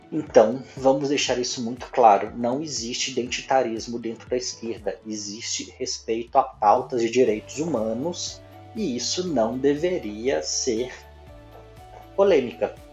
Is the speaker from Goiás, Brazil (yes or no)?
no; Minas Gerais, Brazil; Eu nem sou religioso, mas como bom mineiro que sou, eu fiz primeira comunhão, eu fiz, eu me crismei, sou batizado na Igreja Católica